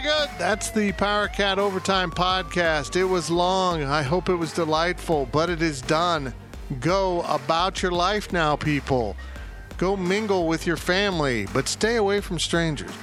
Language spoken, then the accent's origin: English; Salina, Kansas, United States; now in Manhattan, Kansas, United States; my hometown of Salina